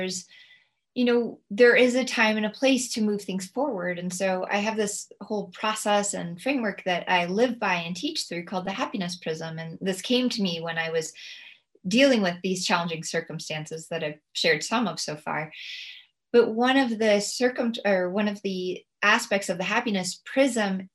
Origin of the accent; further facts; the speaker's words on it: United States; as an American